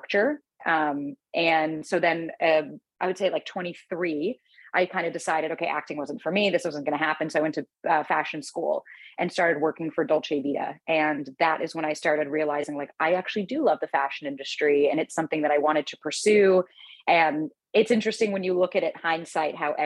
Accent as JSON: {"language": "English", "region": "South Florida", "country": "United States", "tie": "born or raised there", "also_born_or_lived": "New York", "moved": "as an adult", "said": "I was born in South Florida. Both of my parents came to America, and then they moved to Florida to have me."}